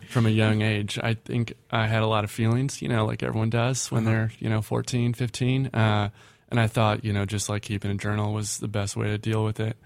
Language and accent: English; Minneapolis, Minnesota, United States; I'm from Minneapolis